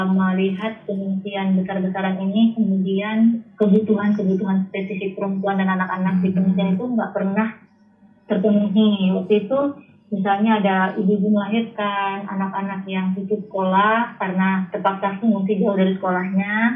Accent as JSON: {"language": "Indonesian", "region": "North Aceh", "country": "Indonesia", "tie": "born or raised there", "also_born_or_lived": "Yogyakarta", "lives_now": "Banda Aceh, Indonesia", "said": "saya anak Aceh Utara itu lahir dan dibesarkan Aceh Utara sampai SMA"}